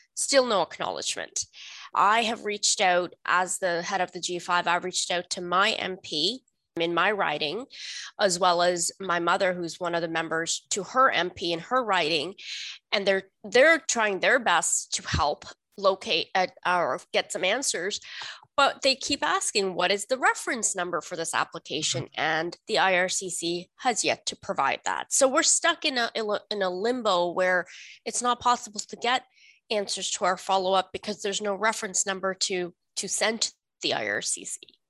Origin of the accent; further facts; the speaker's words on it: Canada; English is a second language; also born or lived in India; Canadian. My family, we came to Canada in the late 80s, early 90s as what was then called landed immigrant. We came from India, where we had been living as refugees